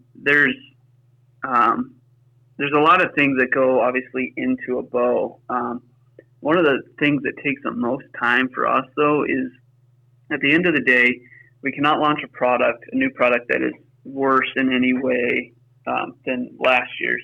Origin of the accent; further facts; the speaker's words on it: Pittsburgh, Pennsylvania, United States; now in Wisconsin, United States; we grew up in Pittsburgh, Pennsylvania